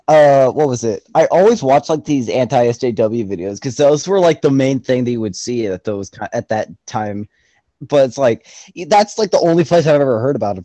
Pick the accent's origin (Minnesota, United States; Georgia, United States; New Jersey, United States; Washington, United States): Georgia, United States; I am from Georgia. We don't speak in New York.